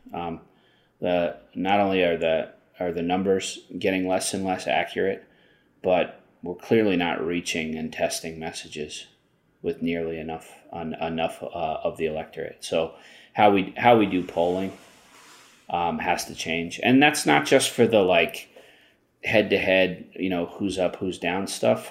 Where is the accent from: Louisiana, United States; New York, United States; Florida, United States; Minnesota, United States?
New York, United States; Long Island; I grew up on, uh, Long Island, which is why I speak English so perfectly